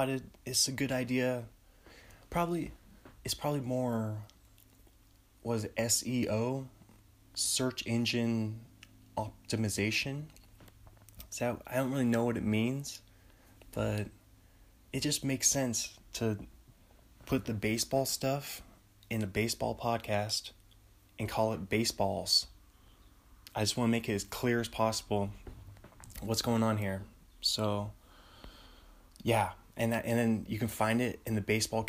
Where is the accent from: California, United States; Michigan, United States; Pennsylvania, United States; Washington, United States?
Washington, United States; Bothell; I'm from Bothell, Washington, which is, it's about a 20-minute drive north of Seattle